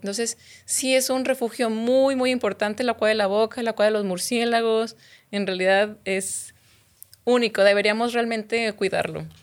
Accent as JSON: {"language": "Spanish", "town": "Guadalupe", "region": "Nuevo León", "country": "Mexico", "also_born_or_lived": "Durango / Chihuahua / Baja California Sur", "moved": "as an adult", "said": "yo soy de aquí, de Monterrey, bueno, en realidad soy de Guadalupe"}